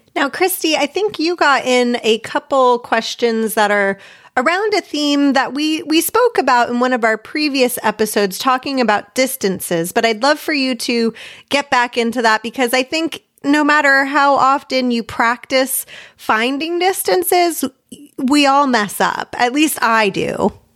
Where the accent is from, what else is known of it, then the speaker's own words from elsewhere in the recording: United States; myself obviously being an American writer with most of my experience competing here in America